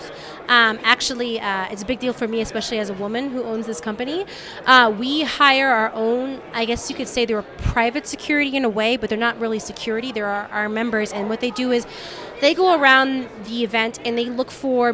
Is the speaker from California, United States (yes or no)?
yes; Southern California, United States; moved away as an adult; now in Denver, United States; I'm originally from Southern California